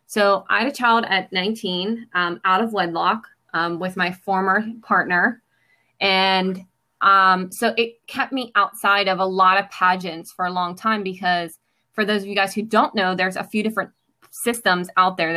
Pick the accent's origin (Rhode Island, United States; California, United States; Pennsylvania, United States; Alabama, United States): Pennsylvania, United States; Pittsburgh; I am born and raised in Pittsburgh, Pennsylvania.